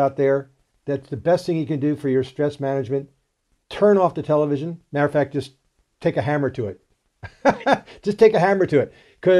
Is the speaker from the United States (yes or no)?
yes; East Coast, United States; moved away as an adult; also born or lived in Utah / Florida; now in New Zealand; I was born and raised in the East Coast and had medical clinics in Utah and in Florida.